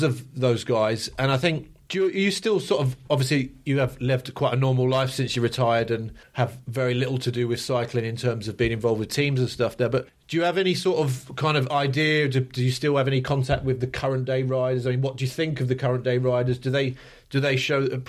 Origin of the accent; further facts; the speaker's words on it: London, United Kingdom; moved away as an adult; I grew up in London, and that was the norm to me